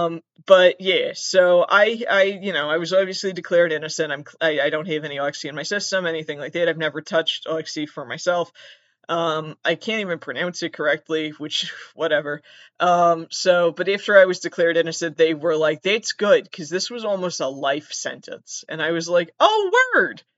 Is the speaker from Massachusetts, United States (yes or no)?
yes; Southern Massachusetts, United States; I'm from Massachusetts